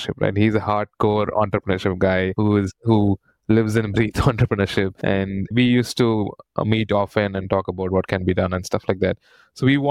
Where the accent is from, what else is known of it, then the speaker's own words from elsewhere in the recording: Chennai, Tamil Nadu, India; I was born and brought up in Chennai. So I went done my entire schooling and engineering in Chennai